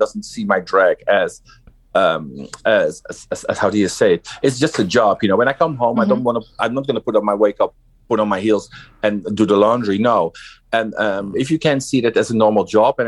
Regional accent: Utrecht, Netherlands; also born or lived in Suriname (heritage); now in Amsterdam, Netherlands; I was born in Utrecht, but I live in and work in Amsterdam

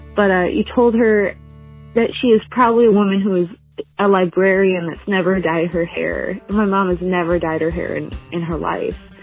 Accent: Grand Rapids, Michigan, United States; also born or lived in Livonia, Michigan; I'm from Grand Rapids, but I did live near Detroit uh, for the last five years in the suburb called Livonia

